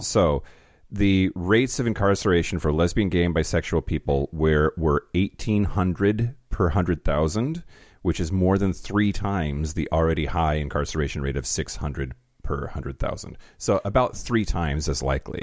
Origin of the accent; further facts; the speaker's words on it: United States; a white privileged American